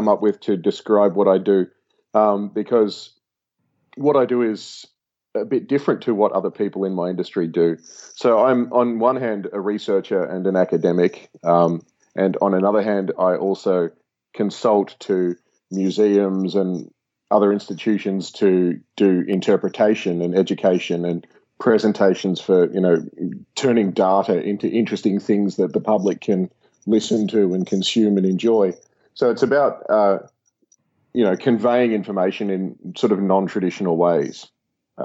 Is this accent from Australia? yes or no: yes; Australia; as an Australian, we've grown up with this term